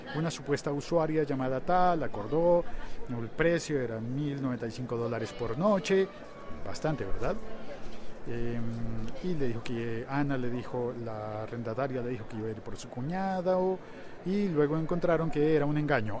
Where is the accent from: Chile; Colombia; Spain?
Colombia; en mi, en mi país, en Colombia